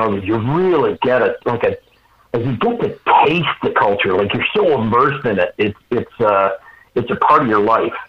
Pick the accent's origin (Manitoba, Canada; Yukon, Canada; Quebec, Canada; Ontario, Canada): Ontario, Canada; moved away as an adult; also born or lived in British Columbia, Canada / United States; I'm a Canadian boy, born and raised, and I started my fire career in British Columbia, Canada